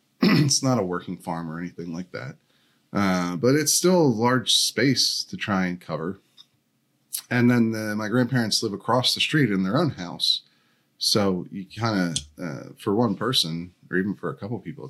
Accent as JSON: {"language": "English", "town": "Downingtown", "region": "Pennsylvania", "country": "United States", "tie": "born or raised there", "said": "That's where I'm from, Chester County. I grew up in Downingtown."}